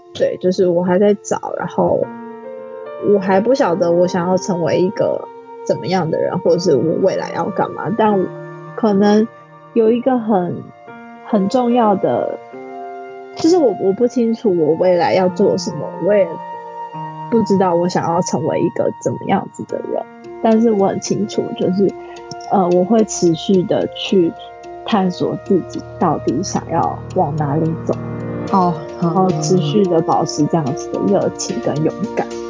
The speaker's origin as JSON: {"language": "Chinese", "region": "Tainan", "country": "Taiwan", "moved": "as an adult", "lives_now": "Taipei, Taiwan", "said": "我原本是台南人嘛"}